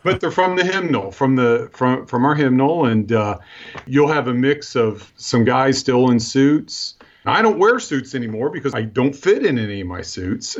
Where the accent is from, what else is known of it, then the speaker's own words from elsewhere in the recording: Cincinnati, Ohio, United States; now in northern Ohio, United States; I, I, grew up in the Cincinnati, Ohio area